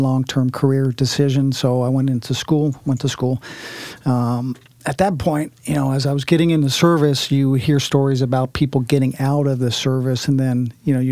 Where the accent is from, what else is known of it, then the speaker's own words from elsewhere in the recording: Washington, District of Columbia, United States; moved away as an adult; also born or lived in Monterey; now in Portland, United States; I'm from the East Coast, grew up in D.C.